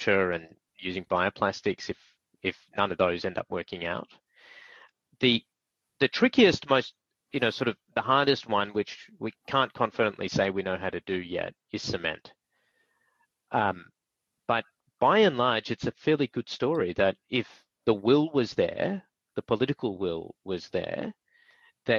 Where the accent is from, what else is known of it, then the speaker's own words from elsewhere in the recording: Australia; me being an Aussie